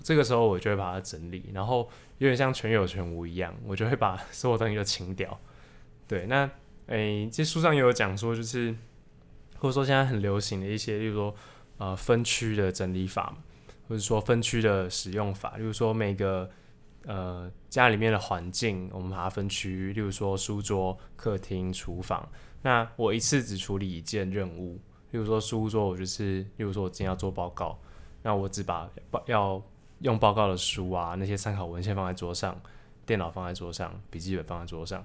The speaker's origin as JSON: {"language": "Chinese", "region": "Taipei", "country": "Taiwan", "tie": "born or raised there", "moved": "as an adult", "lives_now": "Taichung, Taiwan", "said": "我大概每一年都会回，回我老家太台北"}